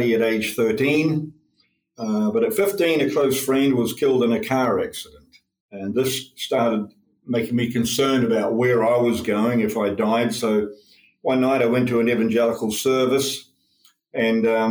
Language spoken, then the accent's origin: English; New Zealand; now in Ukraine; I'm a New Zealander by birth. I'm one of eight children, so I grew up in a more of a tribe than a family